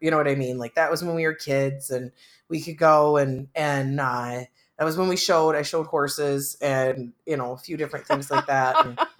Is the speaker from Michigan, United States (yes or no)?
yes; Central Michigan, United States; now in Algona, United States; I grew up in Central Michigan.